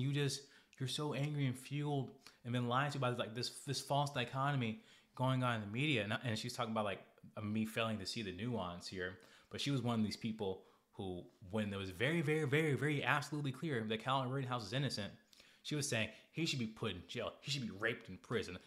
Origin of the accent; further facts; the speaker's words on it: Arkansas, United States; we are from Arkansas